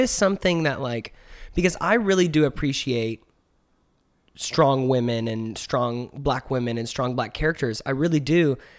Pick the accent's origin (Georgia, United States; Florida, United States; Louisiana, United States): Georgia, United States; Atlanta; I live in Atlanta and I'm from Atlanta